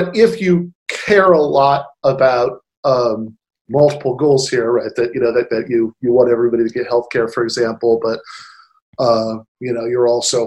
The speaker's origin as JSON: {"language": "English", "region": "Michigan", "country": "United States", "said": "my home state of Michigan"}